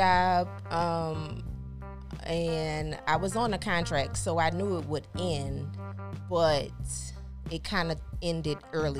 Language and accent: English; New Orleans, Louisiana, United States; now in Houston, United States; I'm from New Orleans, living in Houston.